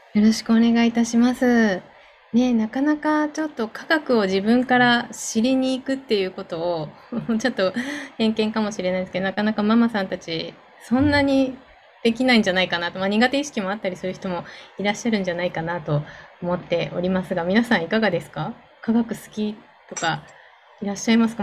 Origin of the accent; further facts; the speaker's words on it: Chiba, Japan; 私も千葉なんですけど